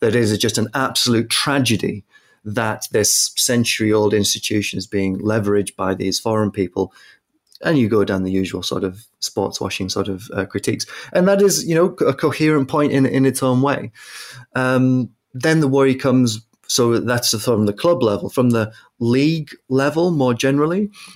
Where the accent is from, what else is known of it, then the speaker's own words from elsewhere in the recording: United Kingdom; I'm British